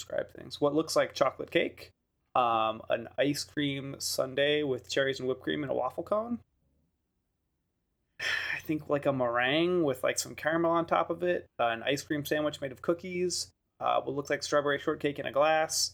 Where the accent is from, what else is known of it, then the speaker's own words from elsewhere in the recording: New York City, New York, United States; I'm from Brooklyn